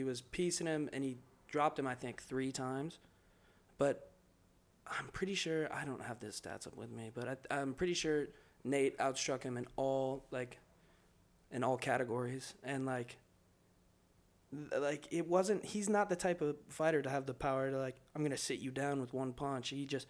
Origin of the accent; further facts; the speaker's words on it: Ireland; Obviously, I'm an Irish boy.